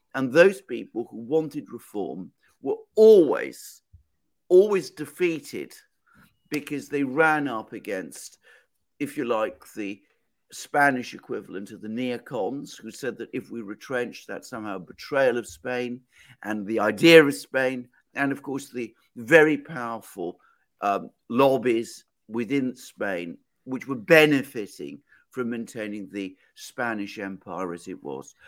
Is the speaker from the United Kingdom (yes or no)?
yes; United Kingdom; I'm British